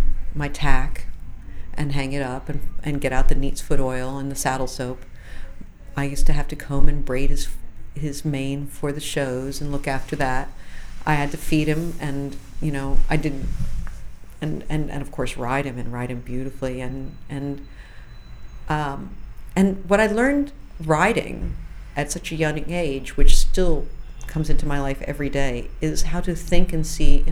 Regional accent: outside of Philadelphia, Pennsylvania, United States; I grew up outside of Philadelphia

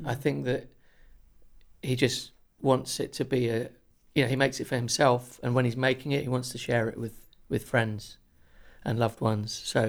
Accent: Chiswick, London, United Kingdom; In Chiswick in London.

